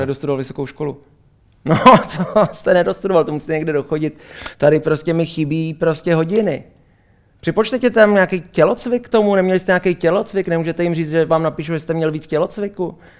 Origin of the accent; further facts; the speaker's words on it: Israel; moved away; z města, kde jsem, kde jsem vyrůstal v Izraeli.